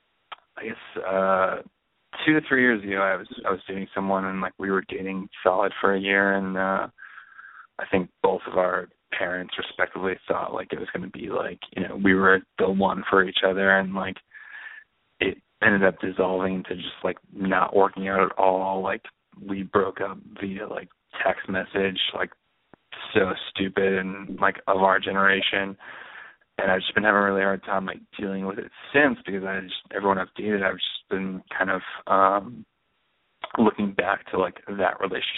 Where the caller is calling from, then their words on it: Pennsylvania, United States; I'm calling from Pennsylvania, of all places.